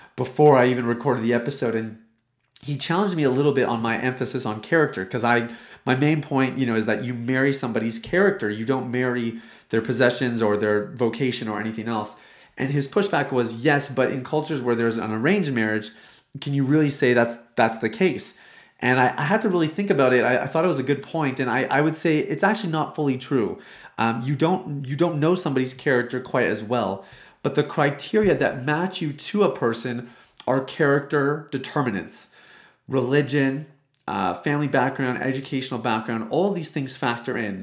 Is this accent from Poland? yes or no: no; Canada; I am Indian. So I'm, well, I'm Canadian